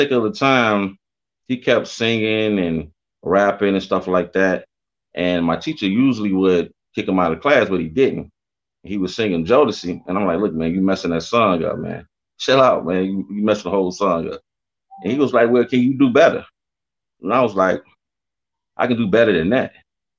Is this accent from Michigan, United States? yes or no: yes; Detroit, Michigan, United States; I'm from Detroit. That's my hometown. Born and raised.